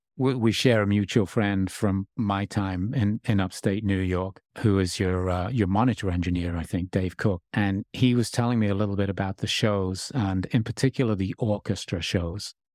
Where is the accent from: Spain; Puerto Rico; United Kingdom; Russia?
United Kingdom; England; it was a sort of coming of age time for me grow, growing up in England